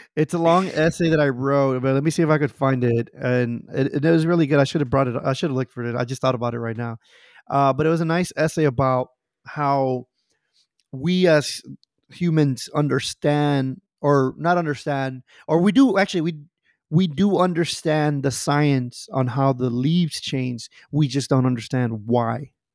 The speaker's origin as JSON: {"language": "English", "town": "Houston", "region": "Texas", "country": "United States", "tie": "born or raised there", "said": "I grew up in the Heights in Houston"}